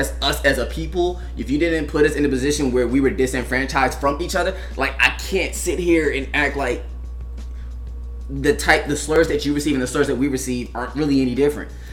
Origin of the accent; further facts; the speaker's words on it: California, United States; where I grew up in Cali, like I was surrounded by like it was blacks, Hispanics, and Asians all around me.